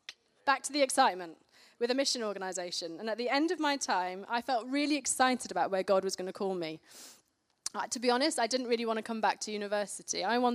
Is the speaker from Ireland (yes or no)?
no; Karachi, Sindh, Pakistan; I grew up in Pakistan in Karachi as a missionary kid. I lived there for 10 years